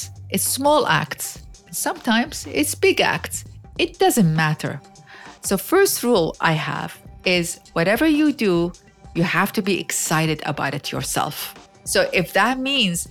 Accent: Iraq; now in United States; I grew up in Iraq

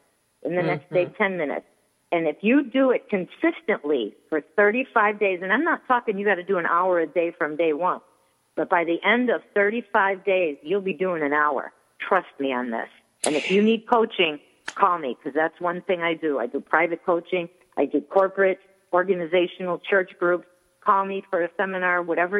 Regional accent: Coral Gables, Florida, United States; I was born in Coral Gables

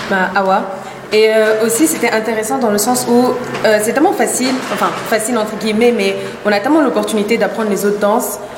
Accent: Dakar, Senegal

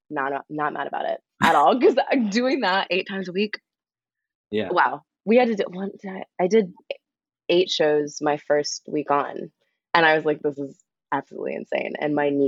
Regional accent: Florida, United States; born there; I was born on the Cats tour in Florida.

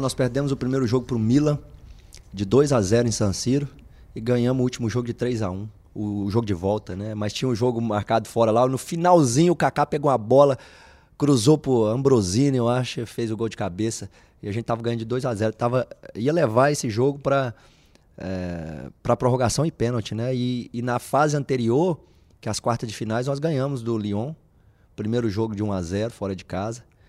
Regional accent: Brazil; moved away as an adult; also born or lived in Netherlands / England; now in Watford, United Kingdom; nós somos brasileiros ou sul-americanos

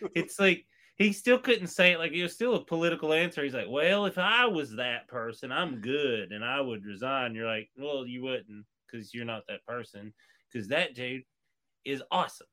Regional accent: East Tennessee, United States; I'm from East Tennessee

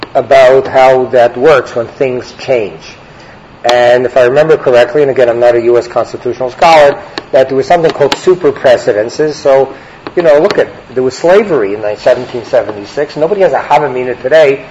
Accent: Canada; I'm a Canadian, but I am a lawyer by background

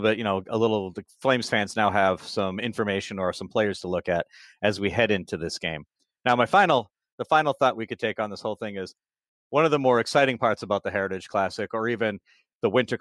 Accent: Massachusetts, United States; I grew up in Massachusetts, so I always had the Bruins games

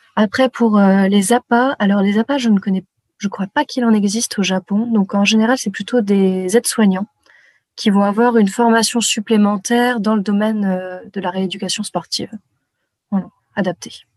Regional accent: France; moved away

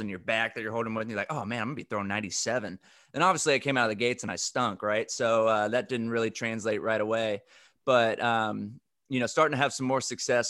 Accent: Texas, United States; I grew up in Texas, we had the Dallas Stars

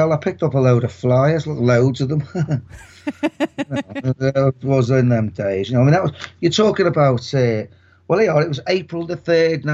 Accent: Liverpool, North West England, United Kingdom; I'm from Liverpool, yeah, I am from Liverpool

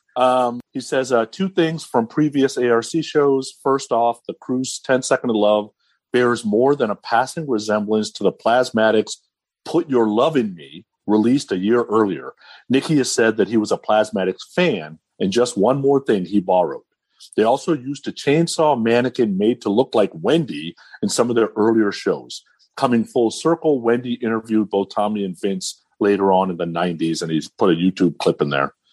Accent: California, United States; me growing up in California

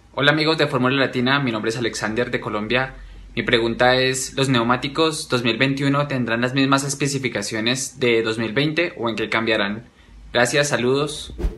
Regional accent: State of Mexico, Mexico; soy del Estado de México

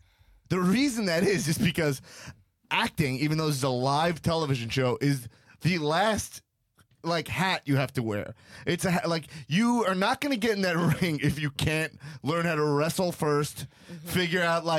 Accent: Long Island, New York, United States; I grew up in Long Island, New York.

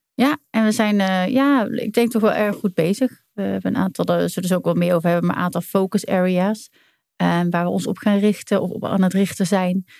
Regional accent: Doorn, Utrecht, Netherlands; geboren getogen in Doorn bij de Utrechtse Heuvelrug.

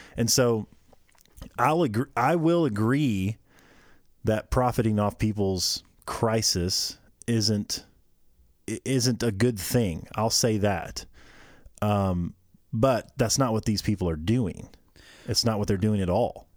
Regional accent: Midwest, United States; we grew up in the Midwest.

